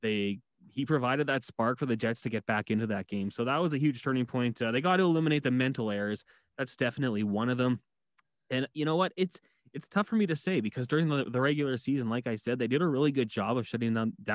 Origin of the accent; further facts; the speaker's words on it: Edmonton, Alberta, Canada; I'm from Edmonton, born and raised here